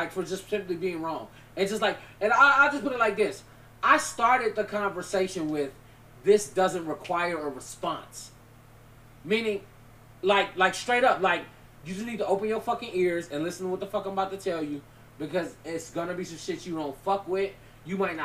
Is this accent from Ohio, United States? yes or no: no; Chicago, Illinois, United States; I'm from Chicago